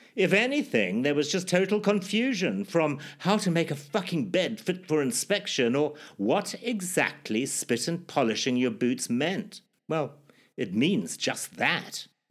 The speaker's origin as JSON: {"language": "English", "country": "Zimbabwe", "tie": "born or raised there"}